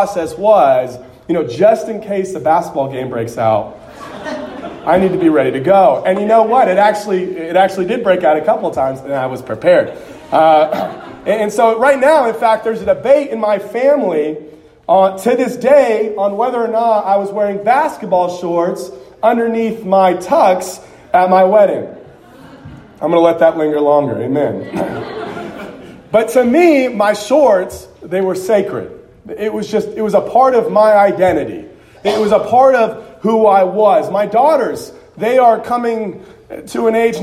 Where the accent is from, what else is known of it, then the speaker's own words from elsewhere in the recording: Southern California, United States; I grew up in Southern California